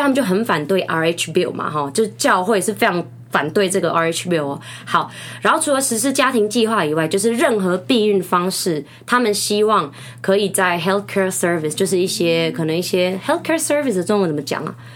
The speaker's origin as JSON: {"language": "Chinese", "country": "Taiwan", "tie": "born or raised there", "also_born_or_lived": "Cebu, Philippines", "moved": "yes", "said": "我在这边长大嘛，就国中的时候"}